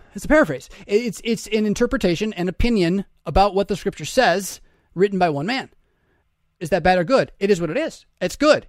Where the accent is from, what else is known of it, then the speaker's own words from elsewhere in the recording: United States; as American Christians